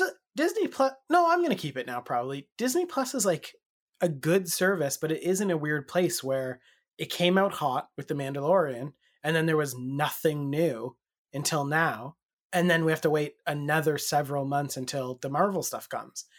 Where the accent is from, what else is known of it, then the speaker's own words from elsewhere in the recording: Canada; the Canadian angle